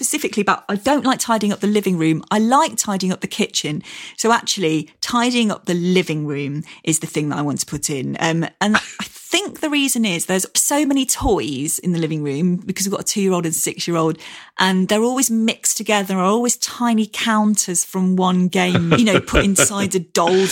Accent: near Cromford, East Midlands, United Kingdom; a bookshop near my hometown called Scarden Books in Cromford

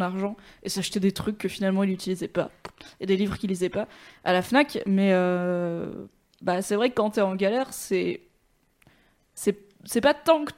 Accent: Valence, Auvergne-Rhône-Alpes, France; j'ai grandi à Valence dans la Drôme, c'est pas fou non plus

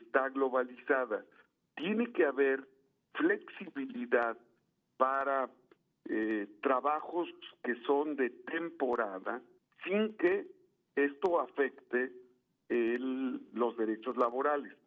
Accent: Puebla, Mexico; yo soy poblano, senador por Puebla

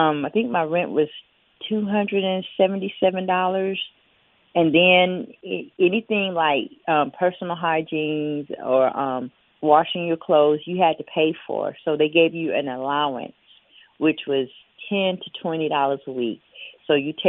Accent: Biloxi, Mississippi, United States; I'm from Biloxi, Mississippi, which is about 2.5-3 hours away

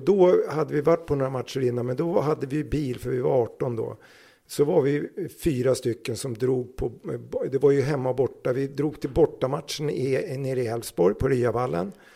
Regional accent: Södertälje, Stockholm County, Sweden; Jag är från Södertälje

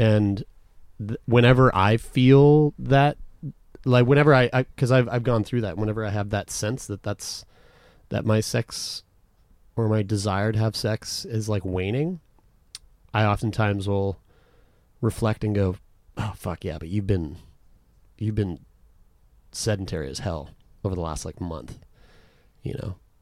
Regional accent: Canada; we're from Canada

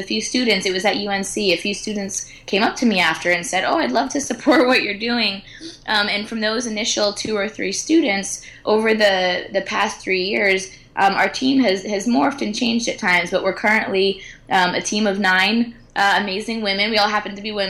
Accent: United States; I'm American

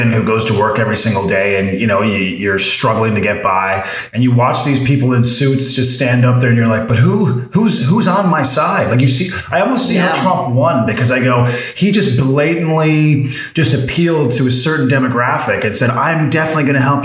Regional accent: Newfoundland and Labrador, Canada; also born or lived in Halifax, Canada; now in Calgary, Canada; I'm from Newfoundland, just another province over, a little island off the coast there.

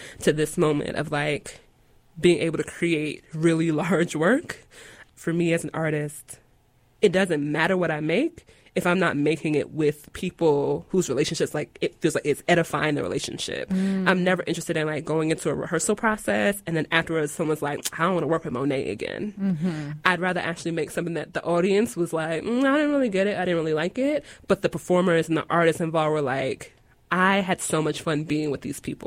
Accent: Long Island, New York, United States; now in Durham, United States; I am an artist living in Durham, making work in Durham. But I'm originally from Long Island, the Strong Island, New York

